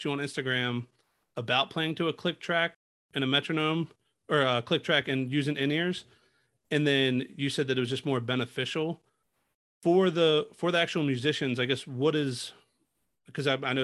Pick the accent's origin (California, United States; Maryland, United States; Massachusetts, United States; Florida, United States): Maryland, United States; Baltimore; moved away; I'm originally from Baltimore